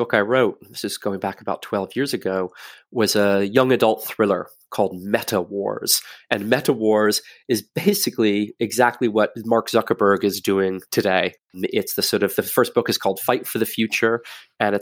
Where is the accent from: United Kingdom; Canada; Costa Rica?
Canada; moved away as an adult; also born or lived in Cincinnati, Ohio, United States; I'm from Canada originally.